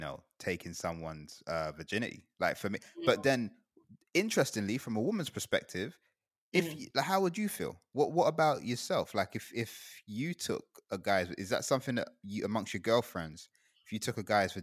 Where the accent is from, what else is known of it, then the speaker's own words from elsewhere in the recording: Guyana; moved away; also born or lived in United Kingdom; I grew up in Guyana